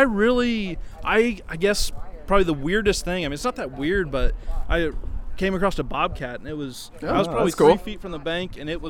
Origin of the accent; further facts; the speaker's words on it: Central Illinois, United States; moved away as an adult; now in Avon, United States; I live in Avon, Indiana, originally from Central Illinois.